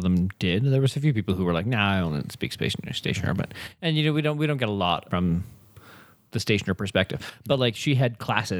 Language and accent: English; Canada; we listen to one … song every hour, on the hour, just to remind ourselves that we're Canadian.